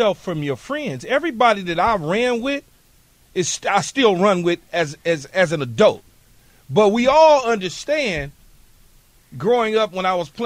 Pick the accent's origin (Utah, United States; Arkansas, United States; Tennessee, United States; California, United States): California, United States; Los Angeles; I'm from the West Coast. I'm from Los Angeles